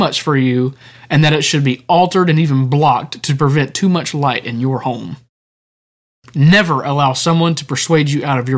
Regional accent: United States; as American citizens

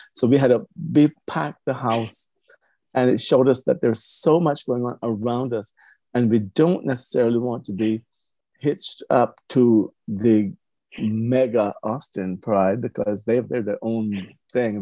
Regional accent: Cayman Islands; now in Texas, United States; originally I'm from the Cayman Islands, Grand Cayman Island

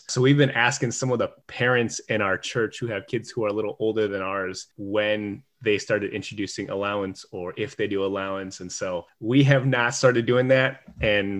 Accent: Chicago, Illinois, United States; I grew up in Chicago

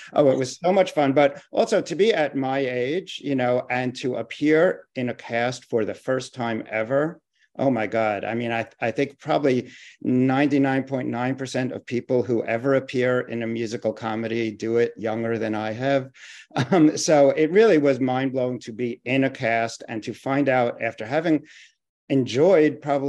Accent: Long Island, New York, United States; now in Brooklyn, United States; I'm in Flatbush, Brooklyn, but I'm originally from Long Island

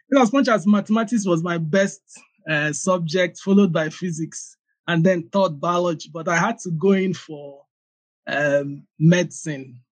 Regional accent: Abia, Nigeria; born there; Okay, yeah, I was born in Abia State.

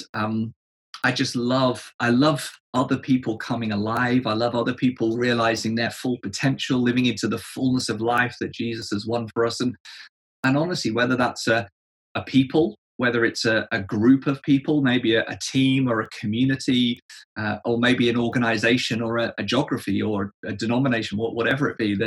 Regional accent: England, United Kingdom; Being an Englishman

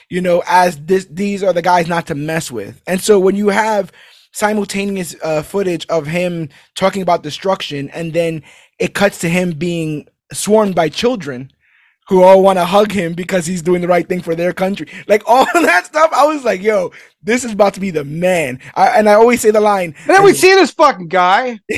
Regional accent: New York, United States; I'm a New Yorker, bro. You mess with one of us, you mess with all of us.

